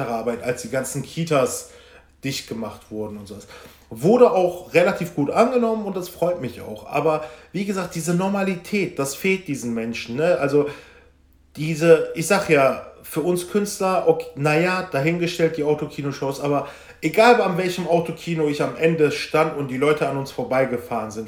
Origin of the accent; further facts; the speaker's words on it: Velbert, North Rhine-Westphalia, Germany; ich komme ja aus Felbert für die, die es nicht wissen, das ist Kreis Mettmann im Bergischen Land